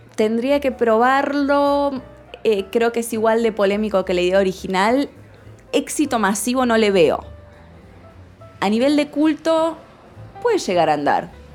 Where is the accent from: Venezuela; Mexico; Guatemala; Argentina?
Argentina; Córdoba; cuando yo me presentaba y decía que era de Córdoba